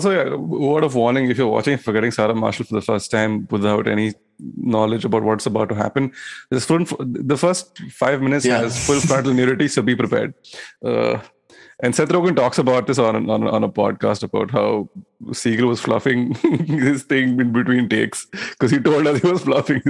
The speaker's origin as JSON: {"language": "English", "region": "London", "country": "United Kingdom", "said": "Yes, I am from London."}